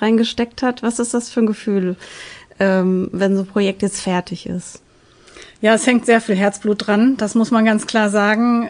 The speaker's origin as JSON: {"language": "German", "town": "Gelsenkirchen", "region": "North Rhine-Westphalia", "country": "Germany", "tie": "born or raised there", "said": "ich bin selbst gebürtige Gelsenkirchnerin"}